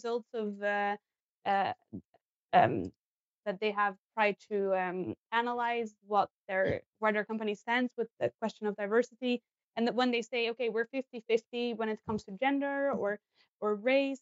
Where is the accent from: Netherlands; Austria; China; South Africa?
Netherlands; moved away as an adult; now in Sweden; I'm from the Netherlands, so I moved to Sweden 5 years ago